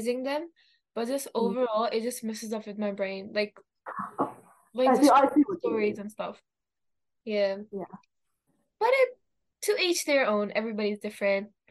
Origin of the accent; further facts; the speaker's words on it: Pakistan; first language Urdu; English is a second language; moved away; I'm bilingual too because I'm from Pakistan, so I speak Urdu